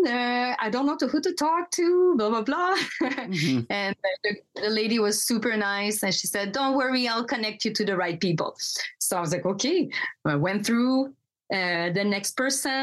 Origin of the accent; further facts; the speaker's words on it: Quebec, Canada; I grew up in Quebec